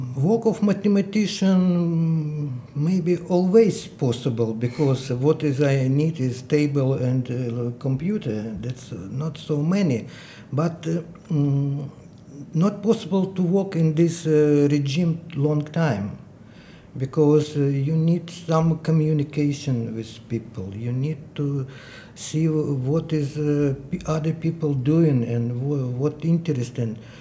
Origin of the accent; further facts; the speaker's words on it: Dnipro, Dnipropetrovsk Oblast, Ukraine; English is a second language; moved away as an adult; I was in my hometown, Dnipro, eastern central part of Ukraine.